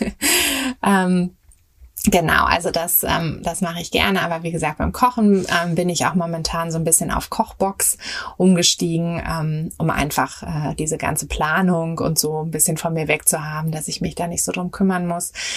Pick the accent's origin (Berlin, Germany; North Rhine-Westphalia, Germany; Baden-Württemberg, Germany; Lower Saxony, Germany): Berlin, Germany; moved away as an adult; ich bin äh, in Berlin geboren und auch aufgewachsen.